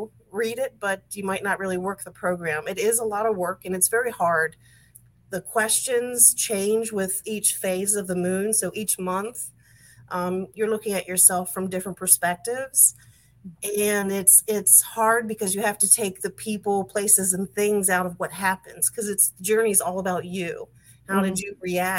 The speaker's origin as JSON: {"language": "English", "region": "Maryland", "country": "United States", "tie": "born or raised there", "also_born_or_lived": "West Virginia", "said": "I was born and raised in Maryland, outside of Washington, D.C."}